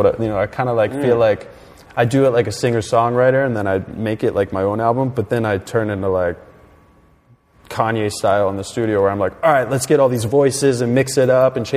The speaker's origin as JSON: {"language": "English", "region": "Pennsylvania", "country": "United States", "said": "I'm from Pennsylvania."}